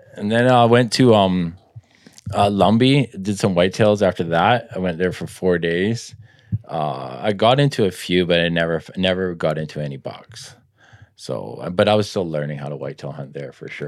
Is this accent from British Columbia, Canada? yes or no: yes; Richmond, British Columbia, Canada; grew up in Richmond, playing some hockey